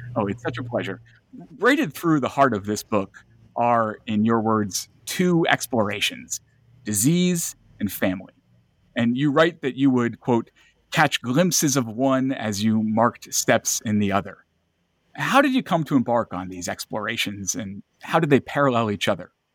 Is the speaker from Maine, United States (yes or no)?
yes; Lewiston, Maine, United States; I'm from Lewiston, Auburn